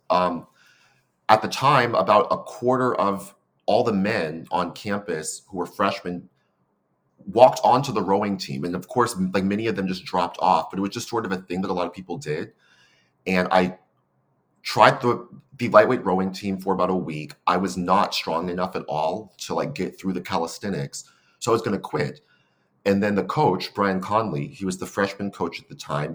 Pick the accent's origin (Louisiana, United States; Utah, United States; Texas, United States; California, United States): California, United States; San Francisco; moved away as an adult; now in Seattle, United States; I'm a fourth generation San Franciscan. Um, so it's like born and raised in the city.